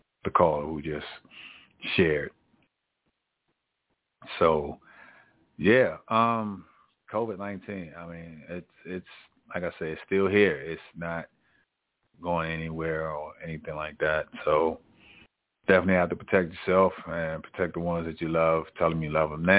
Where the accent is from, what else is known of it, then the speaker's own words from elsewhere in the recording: Maryland, United States; I'm from Maryland